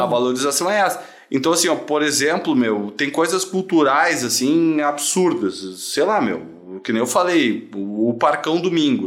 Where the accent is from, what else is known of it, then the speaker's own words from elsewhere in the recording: Gravataí, Rio Grande do Sul, Brazil; eu sou de Gravataí